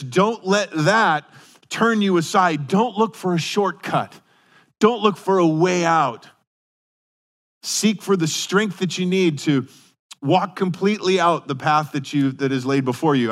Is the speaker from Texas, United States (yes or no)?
no; Denver, Colorado, United States; moved away; I remember growing up in Colorado and especially in Denver